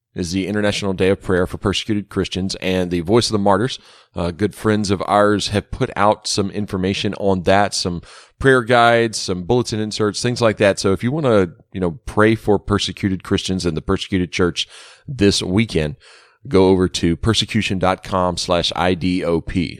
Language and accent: English; Baton Rouge, Louisiana, United States; I was growing up in Baton Rouge